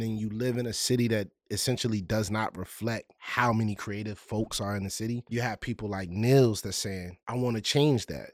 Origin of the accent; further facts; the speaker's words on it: Richmond, Virginia, United States; I'm a artist from Richmond, Virginia